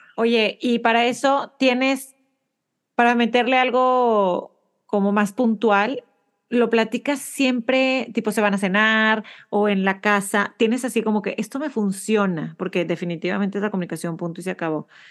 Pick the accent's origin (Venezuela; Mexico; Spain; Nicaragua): Mexico; Monterrey, Nuevo León; now in United States; soy de Monterrey